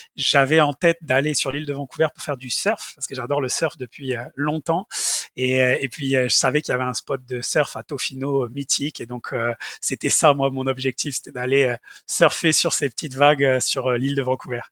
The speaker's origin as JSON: {"language": "French", "region": "south of France", "country": "France", "tie": "born or raised there", "also_born_or_lived": "Montpellier / Sherbrooke, Canada", "moved": "as an adult", "said": "je quittais le, nid, le nid familial et le sud de la France."}